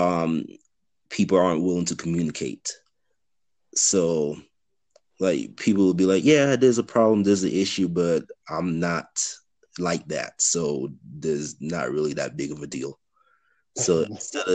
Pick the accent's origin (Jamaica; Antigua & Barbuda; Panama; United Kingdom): Antigua & Barbuda; now in Denver, United States; Residing in Denver, Colorado, but I'm originally from the Caribbean island of Antigua.